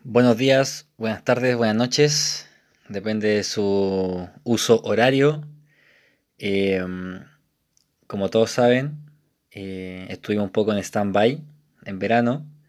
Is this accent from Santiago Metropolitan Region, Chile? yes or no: yes; Isla de Maipo, Santiago Metropolitan Region, Chile; moved away as an adult; now in Santiago, Chile; yo soy de Isle de Maipo, de una parte muy rural, entre comillas, de, la región metropolitana